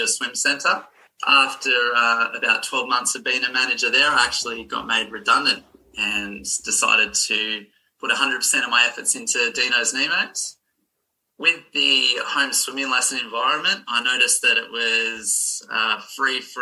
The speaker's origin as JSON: {"language": "English", "town": "Maitland", "region": "New South Wales", "country": "Australia", "tie": "born or raised there", "said": "I've lived around Maitland my whole life. I was born here."}